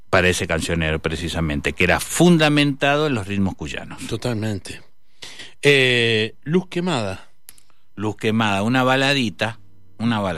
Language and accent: Spanish; Guayaquil, Guayas, Ecuador; born there; yo tendría que haber nacido en Valentín Alcina, nací en Guayaquil por una gira de mis viejos pero mi vieja porteña